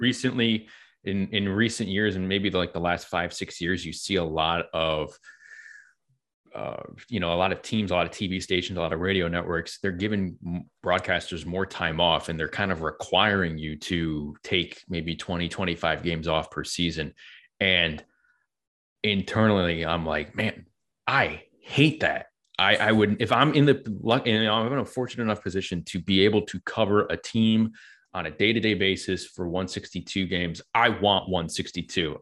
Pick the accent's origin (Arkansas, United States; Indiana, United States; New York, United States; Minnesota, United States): New York, United States; where I grew up in New York